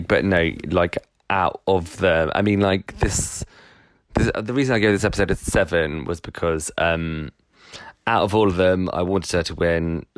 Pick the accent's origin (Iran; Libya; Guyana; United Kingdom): United Kingdom; one of the things that we love is self-deprecation as uh, you know as British people